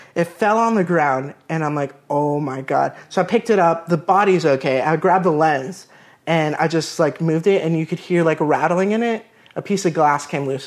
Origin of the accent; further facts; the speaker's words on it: Melbourne Beach, Florida, United States; moved away as an adult; now in Orlando, United States; I grew up in Melbourne Beach, Florida, which is an, an hour from here in Orlando.